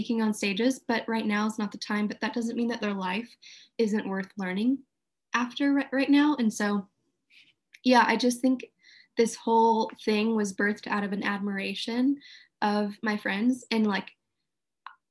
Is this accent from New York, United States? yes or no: no; Houston, Texas, United States; moved away as an adult; also born or lived in Redding; now in Houston, United States; I grew up in Houston, have a couple of different friend groups here